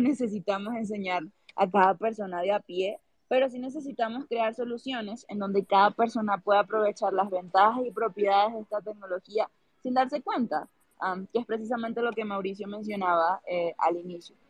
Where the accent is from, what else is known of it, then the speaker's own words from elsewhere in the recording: Venezuela; now in Colombia; yo soy venezolana, contexto, pero vivo en Colombia